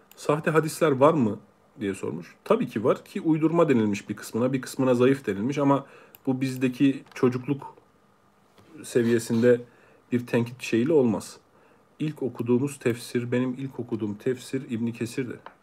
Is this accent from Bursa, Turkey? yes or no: no; Ankara, Turkey; also born or lived in Ereğli, Konya / Meram, Konya; Ankara, doğma büyüme, Kütük, Konya, Ereğli.